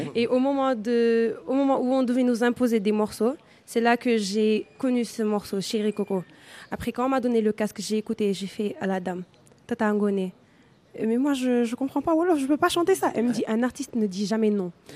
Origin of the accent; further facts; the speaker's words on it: Senegal; je suis sénégalaise, je suis née, j'ai grandi au Sénégal